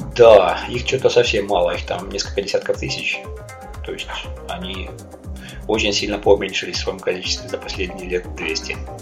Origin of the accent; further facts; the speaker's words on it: Taganrog, Rostov Oblast, Russia; moved away as an adult; also born or lived in South Korea; now in Melbourne, Australia; уехал я из Таганрога в 2001 году